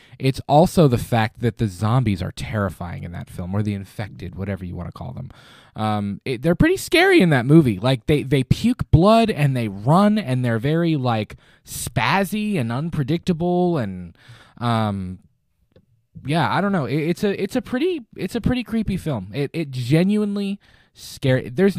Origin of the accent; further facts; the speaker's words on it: Florida, United States; As a young kid, Jaws, because I am originally from Florida and I was at the beach all the time